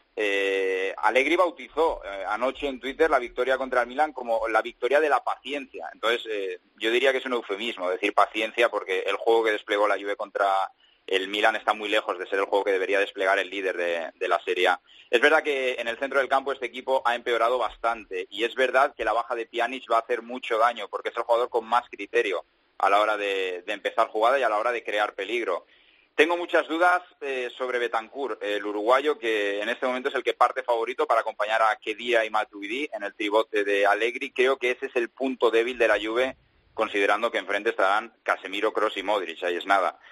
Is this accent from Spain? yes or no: yes; Spain; now in Italy; soy un español que habla italiano